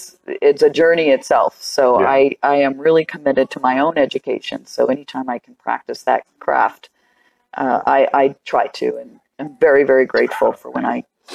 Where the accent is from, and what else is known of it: Tucson, Arizona, United States